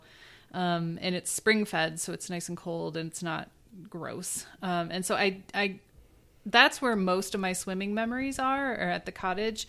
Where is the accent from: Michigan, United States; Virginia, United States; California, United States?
Michigan, United States; growing up in Michigan, obviously you're surrounded by lakes